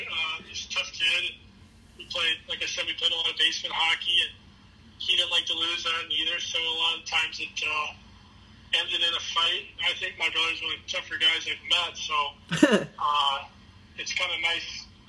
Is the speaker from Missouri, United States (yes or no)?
yes; St. Louis, Missouri, United States; Obviously growing up, the Blues, I don't want to say they were a bad team